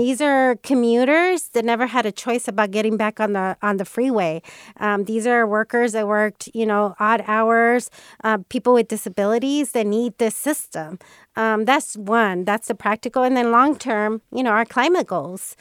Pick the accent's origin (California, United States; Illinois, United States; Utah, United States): California, United States; Bay Area; growing up in the Bay Area